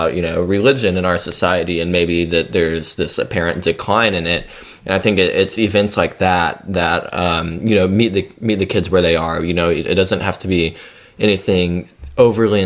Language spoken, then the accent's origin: English; Lucas, Texas, United States; Dallas, my hometown, more specifically Lucas